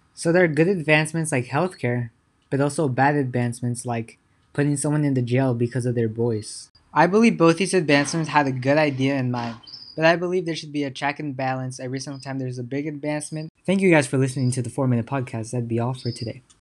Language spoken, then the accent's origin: English; California, United States; I'm from California